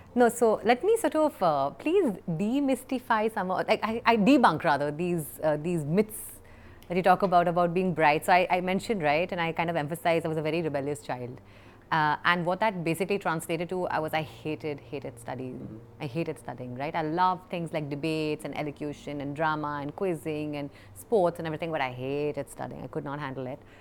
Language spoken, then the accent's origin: English; Kolkata, West Bengal, India; moved away; we grew up in in Calcutta for the most part, and lived across multiple